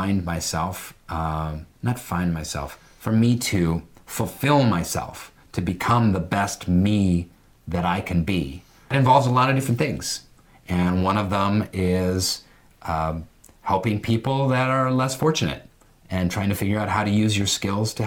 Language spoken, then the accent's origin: English; Seattle, Washington, United States; my consciousness went bloop in Seattle, Washington